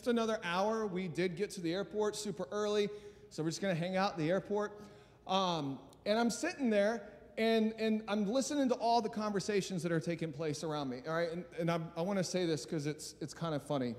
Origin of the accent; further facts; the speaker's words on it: Albany, New York, United States; I'm from Albany, New York.